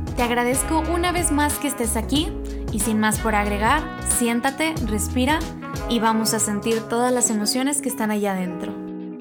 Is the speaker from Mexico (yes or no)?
yes; Mexico; soy mexicana